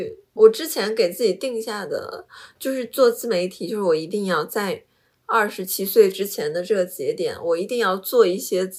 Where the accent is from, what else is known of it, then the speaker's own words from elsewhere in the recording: Jilin, China; 我们都是吉林人啊，然后所以就基因比较相似嘛。